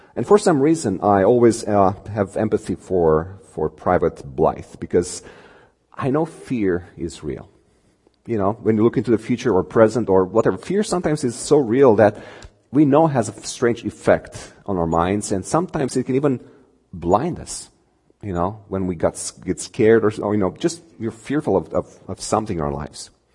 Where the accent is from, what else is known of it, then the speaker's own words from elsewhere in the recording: Romania; English is a second language; moved away as an adult; I come from Romania. Um, I've been here uh, less than two years. It'll be tw- two years in, uh, in, on the 29th of this month. Um, grew up there